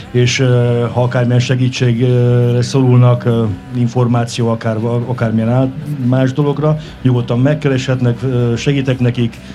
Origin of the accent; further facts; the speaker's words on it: Dunaújváros, Fejér, Hungary; moved away as an adult; also born or lived in Italy; itt születtem, itt élek.